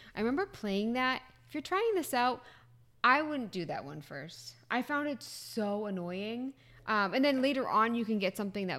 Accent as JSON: {"language": "English", "region": "New England", "country": "United States", "said": "I'm from New England"}